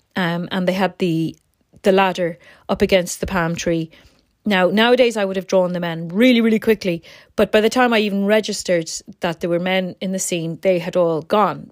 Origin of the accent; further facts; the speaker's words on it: Ireland; I'm from Ireland.